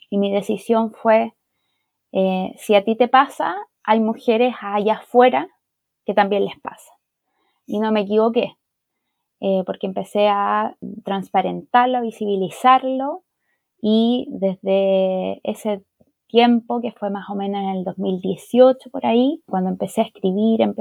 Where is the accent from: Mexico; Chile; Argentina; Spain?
Chile; also born or lived in Santiago, Chile; yo soy chilena, vivo aquí en Santiago de Chile